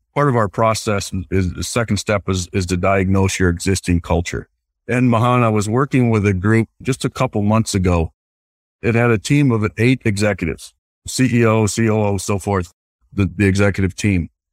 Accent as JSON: {"language": "English", "region": "Iowa", "country": "United States", "tie": "born or raised there", "said": "I grew up in the Midwest. So I, I grew up in a small rural uh, community in the state of Iowa"}